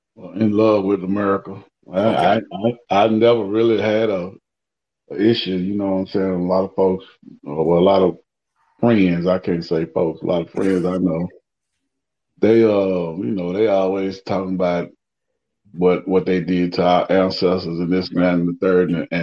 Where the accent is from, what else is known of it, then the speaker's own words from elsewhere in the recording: United States; as far as me and my experience as an American